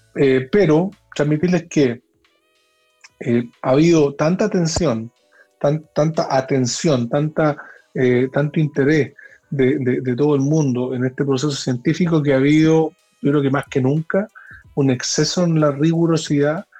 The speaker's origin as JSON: {"language": "Spanish", "country": "Chile", "said": "me siento muy orgulloso como científico chileno"}